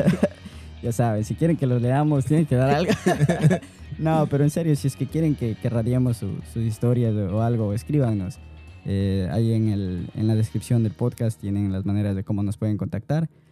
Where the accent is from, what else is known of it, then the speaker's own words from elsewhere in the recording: Ecuador; yo soy ecuatoriano